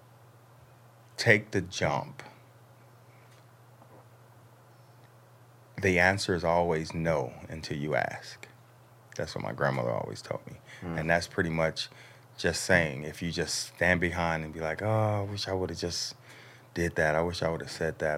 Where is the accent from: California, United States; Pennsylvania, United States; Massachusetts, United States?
California, United States; I'm from California, you know, born and raised